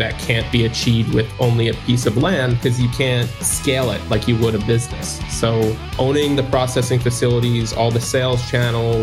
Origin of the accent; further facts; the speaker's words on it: New Jersey, United States; moved away as an adult; also born or lived in Miami Beach; I'm from New Jersey. I was born and raised there.